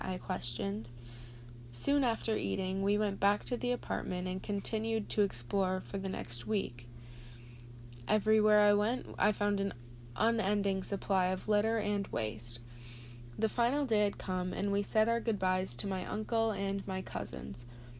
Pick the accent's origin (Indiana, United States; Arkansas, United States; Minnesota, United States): Minnesota, United States; Austin; Growing up in Austin, Minnesota, I had not been exposed to the vast array of pollution throughout the earth.